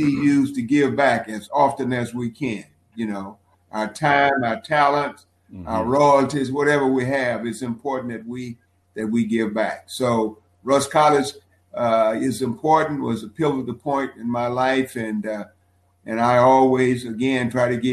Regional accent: Walls, Mississippi, United States; also born or lived in Memphis, Tennessee; primarily I grew up in Walls, went to elementary school in Walls and in Memphis

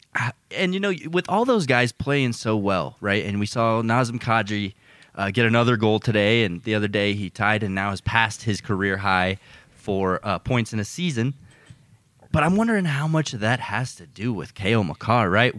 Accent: United States; as an American

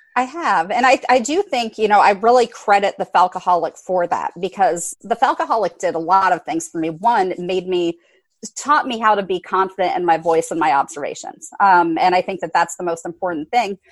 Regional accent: Central Ohio, United States; moved away as an adult; now in Atlanta, United States; I am an Ohio native. I moved down here to the greater Atlanta metro area in 2005.

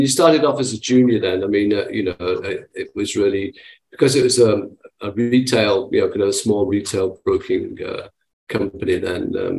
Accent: Manchester, North West England, United Kingdom; So I'm originally from Manchester in England, and that's where I was born and brought up.

